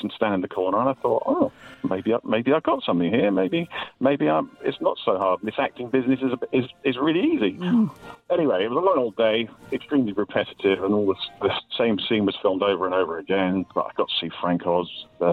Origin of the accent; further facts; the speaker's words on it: England, United Kingdom; accent: English; I was talking in my English accent